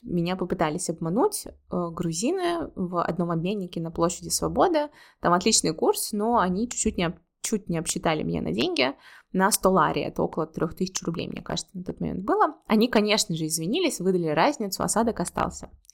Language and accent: Russian; Russia; moved away as an adult; also born or lived in Saint Petersburg, Russia; now in Georgia; я люблю Петербург, это мой родной город, второй родной город, после моего действительно родного города